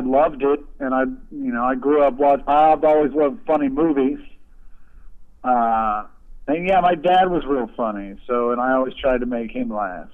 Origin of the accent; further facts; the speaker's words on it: Kansas City, United States; I grew up outside Kansas City actually, so like we grew up in the rural suburbs